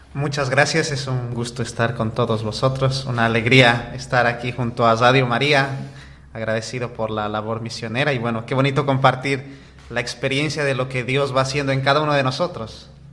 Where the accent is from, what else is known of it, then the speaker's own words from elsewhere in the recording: Bolivia; moved away as an adult; now in Valencia, Spain; nosotros como comunidad, la mayoría somos bolivianos